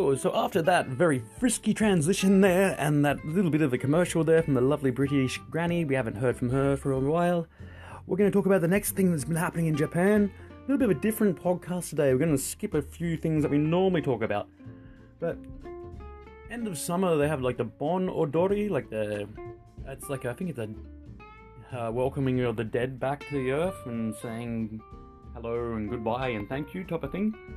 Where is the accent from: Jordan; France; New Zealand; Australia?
Australia; I'm from Australia